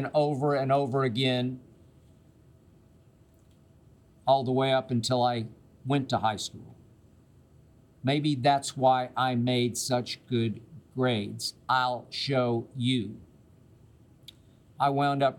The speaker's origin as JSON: {"language": "English", "town": "Oklahoma City", "region": "Oklahoma", "country": "United States", "tie": "born or raised there", "also_born_or_lived": "Okmulgee, Oklahoma / Nashville, Tennessee", "moved": "as an adult", "said": "I grew up in Oklahoma City"}